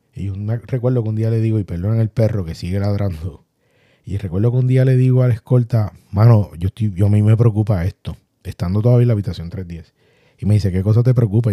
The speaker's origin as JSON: {"language": "Spanish", "country": "Puerto Rico", "said": "todos somos puertorriqueños y sacamos las raíces a pasear"}